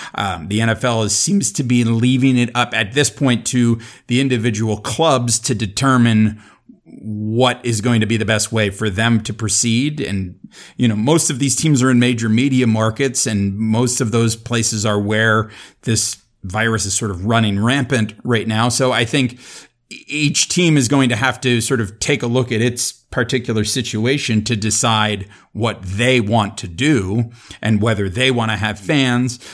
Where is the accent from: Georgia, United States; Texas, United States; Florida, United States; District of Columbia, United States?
Florida, United States; South; growing up in South Florida in the eighties, and early nineties